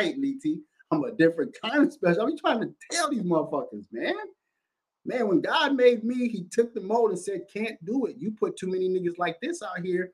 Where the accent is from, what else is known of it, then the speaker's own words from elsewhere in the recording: Minneapolis, Minnesota, United States; also born or lived in West Bank, Minneapolis; I'm a north side born motherfucker and stayed over in the Bannekers and shit like that, nigga, and went to motherfucking Phyllis Wheatley